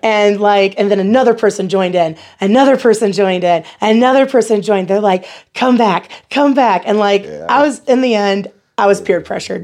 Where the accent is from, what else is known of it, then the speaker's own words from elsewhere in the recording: Battle Creek, Michigan, United States; accent: American; moved away as an adult; now in Nebraska, United States; I'm originally from Battle Creek, Michigan